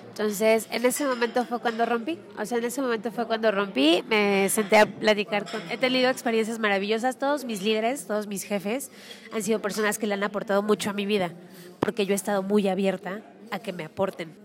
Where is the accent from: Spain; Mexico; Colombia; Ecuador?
Mexico; soy mamá mexicana